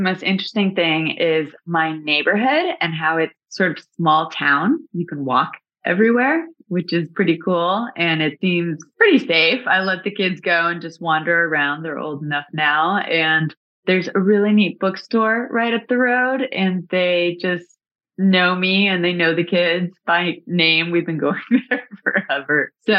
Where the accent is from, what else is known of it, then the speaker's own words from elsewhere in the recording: Dallas, Texas, United States; Dallas, Texas.